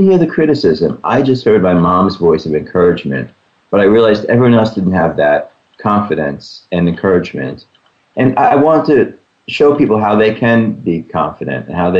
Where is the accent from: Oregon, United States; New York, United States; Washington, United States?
New York, United States; New York City; I grew up around the New York City area, and it was actually on Staten Island